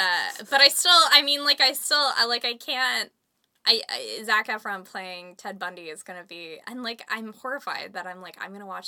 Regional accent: Canada; they recognize I'm Canadian.

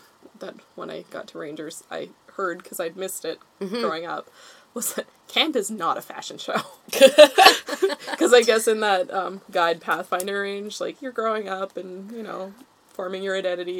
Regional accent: North Shore, British Columbia, Canada; Forest knowledge is, like, Girl Guides and also just growing up on the North Shore.

